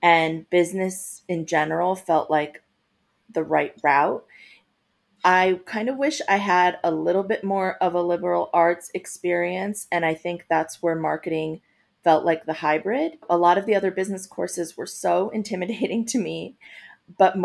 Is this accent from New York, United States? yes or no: yes; Long Island, New York, United States; moved away as an adult; also born or lived in Guatemala / Boston, Massachusetts; now in Los Angeles, United States; I grew up on Long Island